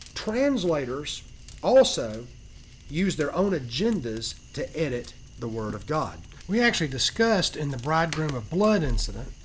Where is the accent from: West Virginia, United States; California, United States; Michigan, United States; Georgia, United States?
Georgia, United States; I'm from Georgia, so I'm a Georgian